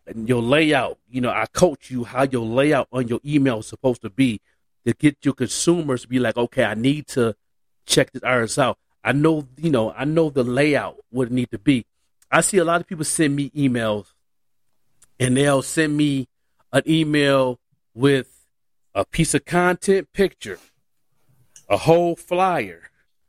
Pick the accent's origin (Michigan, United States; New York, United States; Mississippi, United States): New York, United States; Buffalo; now in Albuquerque, United States; I'm an artist from Buffalo, born and raised